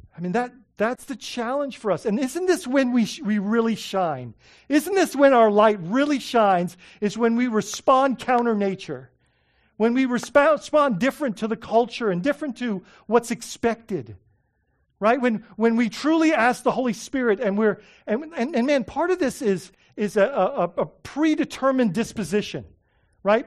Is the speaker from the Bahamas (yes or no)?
yes; Bahamas; moved away; when I was growing up in the Bahamas